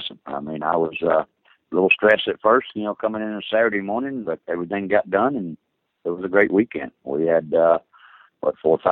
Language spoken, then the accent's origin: English; the South, United States; I grew up in the South